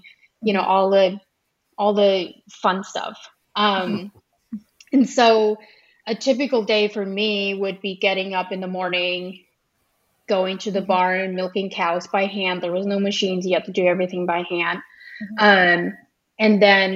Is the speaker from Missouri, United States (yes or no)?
no; Ohio, United States; first language Pennsylvania Dutch; English is a second language; I grew up Amish in Ohio